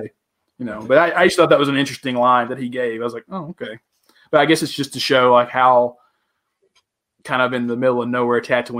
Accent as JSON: {"language": "English", "region": "the South", "country": "United States", "moved": "yes", "said": "I'm from the South."}